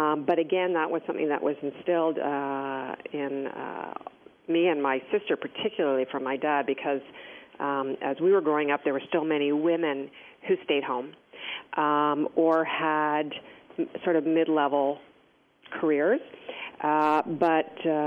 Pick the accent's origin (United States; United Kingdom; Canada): Canada; Toronto, Ontario; I had grown up and gone to school here in Toronto, like you said, one of three children